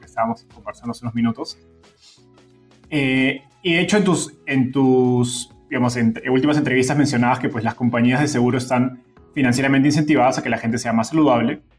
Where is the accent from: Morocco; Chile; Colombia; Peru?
Peru; yo soy peruano